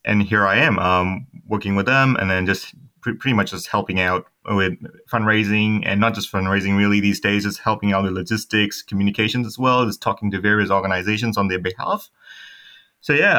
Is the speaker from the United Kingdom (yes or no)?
no; Myanmar; moved away as an adult; now in Australia; I'm from Myanmar. I've been living in Australia quite a while. Studied abroad and been working here.